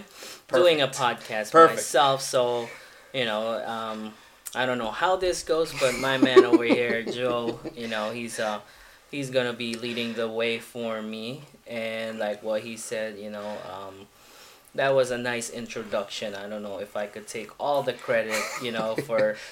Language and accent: English; Philippines; moved away as an adult; now in United States; 100% pure Filipino.